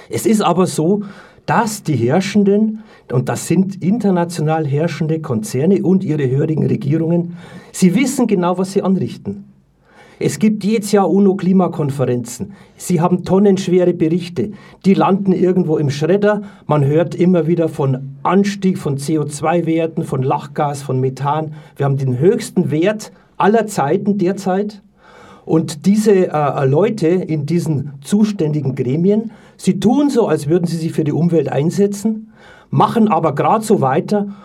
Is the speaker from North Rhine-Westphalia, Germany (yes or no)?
no; Munich, Bavaria, Germany; Ich bin ein Münchner